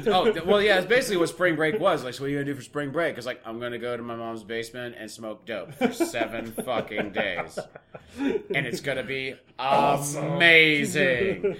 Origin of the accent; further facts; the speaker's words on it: Texas, United States; I'm from Texas.